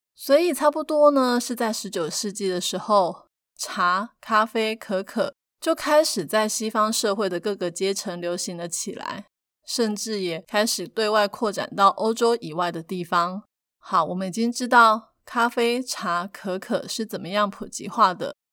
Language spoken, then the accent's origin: Chinese; Taiwan; 我们是生在台湾